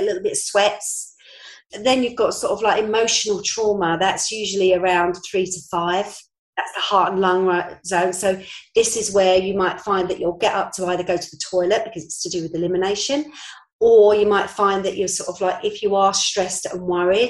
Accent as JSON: {"language": "English", "region": "London", "country": "United Kingdom", "tie": "born or raised there", "moved": "as an adult", "lives_now": "Norfolk, United Kingdom", "said": "I'm a Londoner, born and bred. 6 years ago, I came up to Norfolk."}